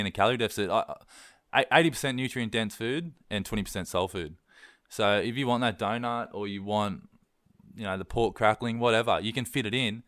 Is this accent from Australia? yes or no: yes; East Coast, Australia; I'm from East Coast, Australia